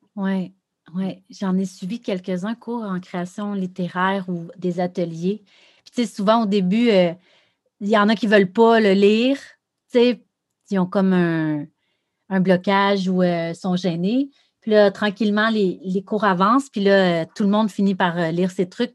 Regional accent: Rivière-du-Loup, Quebec, Canada; moved away as an adult; je viens de Rivière-du-Loup. Euh, j'étais là un peu comme toi, là, jusqu'à 17, 18 ans

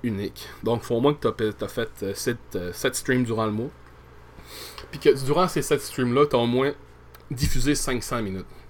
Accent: Quebec, Canada; en étant au Québec

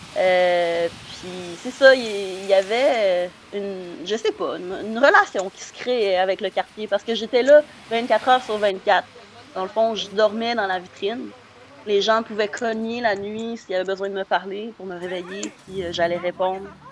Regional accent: Saint-Bruno-de-Kamouraska, Quebec, Canada; mon village natal, Saint-Bruno de tamouraska

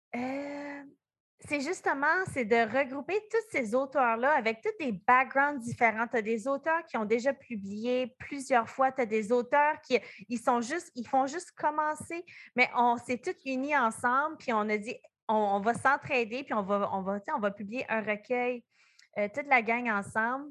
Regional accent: New Brunswick, Canada; on vient comme du Nouveau-Brunswick

